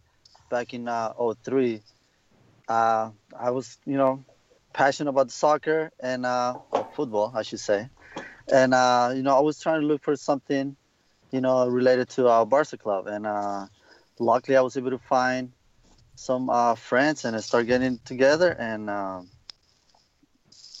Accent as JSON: {"language": "English", "country": "El Salvador", "tie": "born or raised there", "moved": "yes", "lives_now": "Los Angeles, United States", "said": "my home country, El Salvador"}